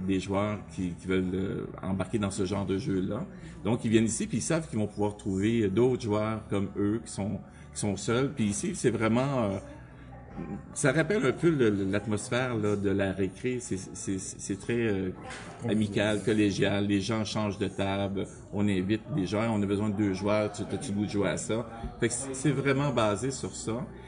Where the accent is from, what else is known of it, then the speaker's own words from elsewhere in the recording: Montreal, Quebec, Canada; j'étais un gars de Montréal, dans le bout de, du métro Langelier